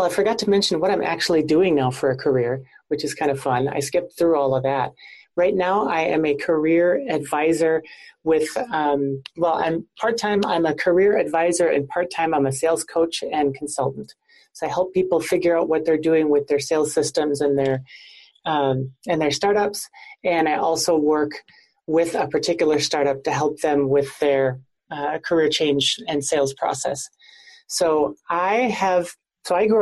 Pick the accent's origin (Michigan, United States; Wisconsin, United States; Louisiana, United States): Wisconsin, United States; central; moved away as an adult; also born or lived in Arizona / Okinawa, Japan; I actually grew up in central Wisconsin in a city of about 20,000 people